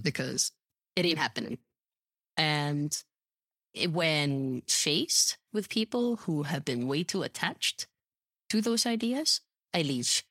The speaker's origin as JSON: {"language": "English", "country": "Philippines", "said": "me being a Filipina woman"}